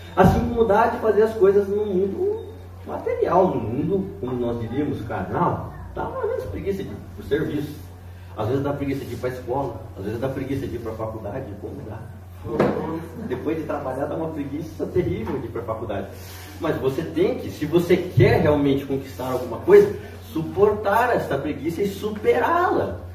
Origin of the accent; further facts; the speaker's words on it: Curitiba, Paraná, Brazil; Falando como um bom curitibano